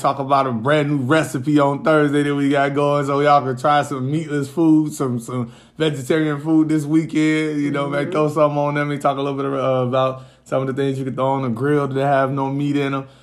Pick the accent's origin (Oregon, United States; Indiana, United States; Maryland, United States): Indiana, United States; even when I was young, growing up in Indiana